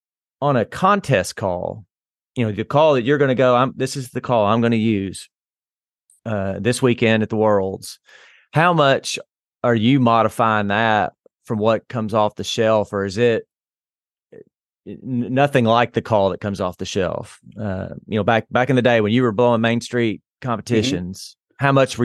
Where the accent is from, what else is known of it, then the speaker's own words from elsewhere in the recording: Crockett's Bluff, Arkansas, United States; Because I grew up hunting in the Crockett's Bluff River Bottoms, and all those dudes blew D2s back then